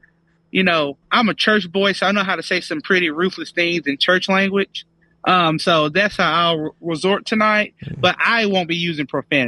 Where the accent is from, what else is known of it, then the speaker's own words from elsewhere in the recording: Brewton, Alabama, United States; So I am from L.A., as in lower Alabama, as in Brewton, Alabama, the blueberry capital of the state.